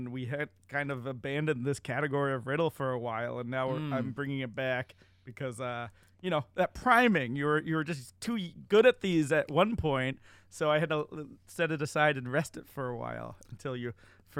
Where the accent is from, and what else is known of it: Massachusetts, United States; born or raised there